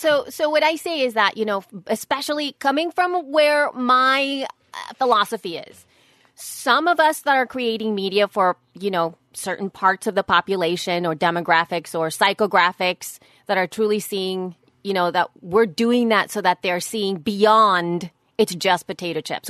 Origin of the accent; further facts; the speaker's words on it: El Salvador; moved away; I was raised in El Salvador